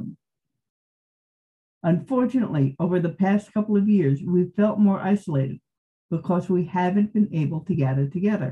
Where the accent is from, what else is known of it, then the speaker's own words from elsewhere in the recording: Montclair, New Jersey, United States; now in California, United States; I grew up in Montclair, New Jersey from 1971 to 1986